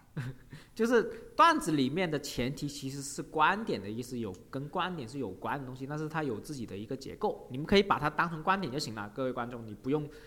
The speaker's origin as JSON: {"language": "Chinese", "country": "China", "said": "我们中国人"}